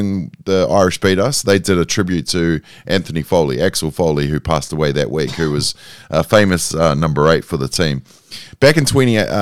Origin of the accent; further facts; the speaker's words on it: New Zealand; I'm a Kiwi.